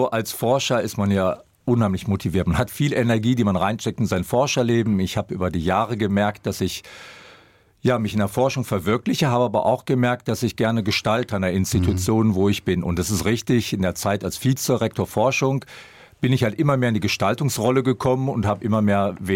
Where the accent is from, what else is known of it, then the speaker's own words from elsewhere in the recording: Dortmund, North Rhine-Westphalia, Germany; Also ich bin in Dortmund groß geworden. Ich kann mich noch als Kind erinnern, wie ich in die Stadt gefahren bin und wirklich Hösch und die Hochöfen gesehen habe.